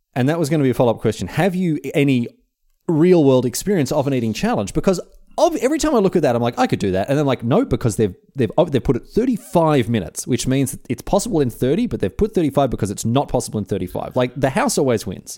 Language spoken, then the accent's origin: English; Australia; being Australian